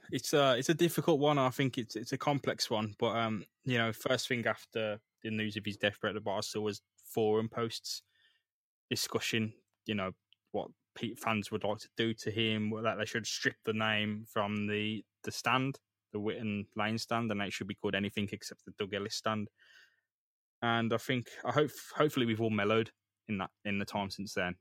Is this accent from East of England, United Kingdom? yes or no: no; Birmingham, West Midlands, United Kingdom; growing up in Great Bar, Erdington, Handsworth